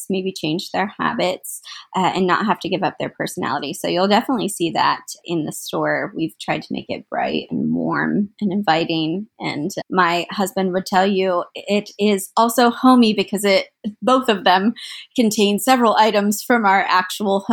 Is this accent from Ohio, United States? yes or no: yes; Central Ohio, United States; I'm from Central Ohio, not from Columbus, but I'm from Central Ohio